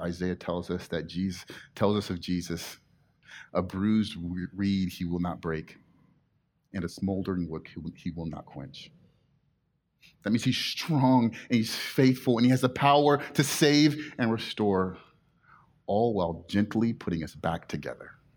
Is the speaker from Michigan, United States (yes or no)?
no; Inland Empire, California, United States; now in Mission Viejo, United States; I grew up in the Inland Empire